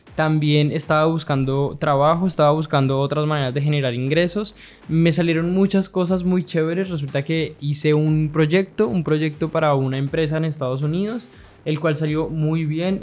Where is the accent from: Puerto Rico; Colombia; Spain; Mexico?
Colombia; now in Chile; Yo estoy viviendo en Chile, soy colombiano pero vivo en Chile